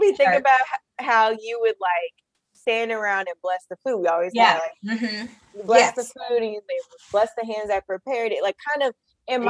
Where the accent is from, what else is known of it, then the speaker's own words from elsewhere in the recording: Kentucky, United States; I grew up in Kentucky